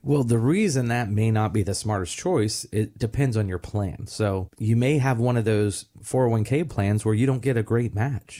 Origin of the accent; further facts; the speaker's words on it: Melbourne, Florida, United States; growing up in Pineda Causeway here in Merritt Island, Melbourne